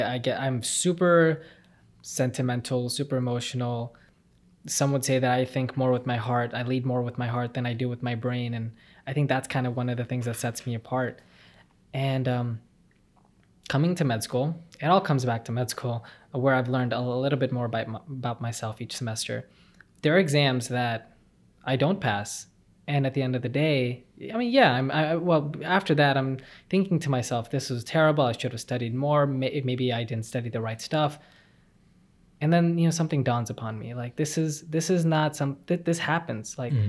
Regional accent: Dallas, Texas, United States; also born or lived in Punjab, India; I was born in India when I was in Punjab, and so when I was 3 years old, my dad and my mom and I moved to Dallas, Texas

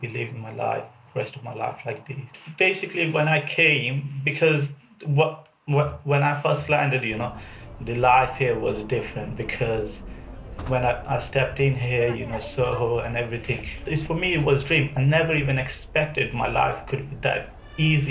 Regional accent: Dhaka, Dhaka Division, Bangladesh; moved away as an adult; now in United Kingdom; I'm from Dhaka, Bangladesh.

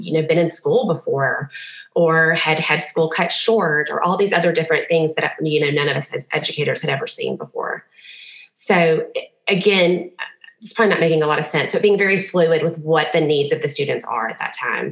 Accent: Memphis, Tennessee, United States; moved away as an adult; also born or lived in Knoxville; now in Nashville, United States; I'm from Memphis originally

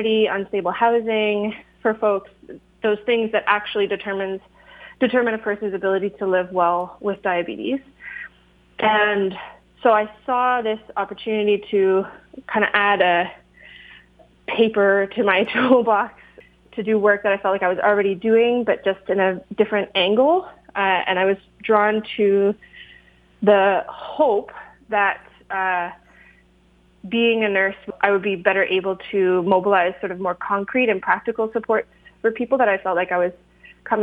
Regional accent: Kitchener, Ontario, Canada; now in Guelph, Canada; I grew up on the Six Nations of the Grand River Territory under the Haldimand Tract and Kitchener-Waterloo area.

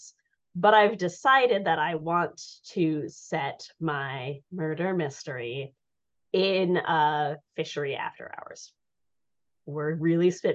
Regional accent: Colorado, United States; I grew up in Colorado.

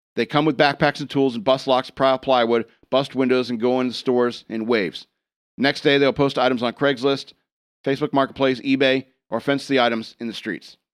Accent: United States; we as American voters

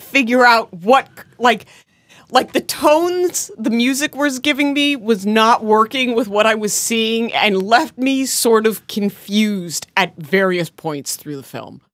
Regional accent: United States; being American

